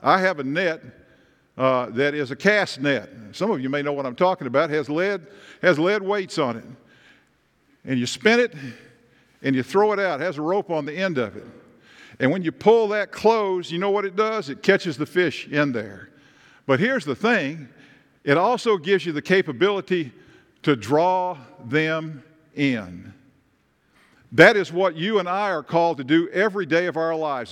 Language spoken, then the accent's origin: English; Tennessee, United States; moved away; I come from Tennessee and, and Nick comes from Kentucky, and I grew up walking and talking and fishing and hunting